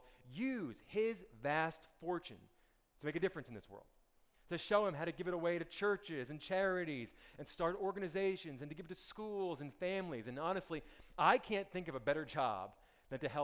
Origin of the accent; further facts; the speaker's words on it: Montclair, New Jersey, United States; I grew up in North New Jersey in a town called Montclair, which is about 13 miles west of New York City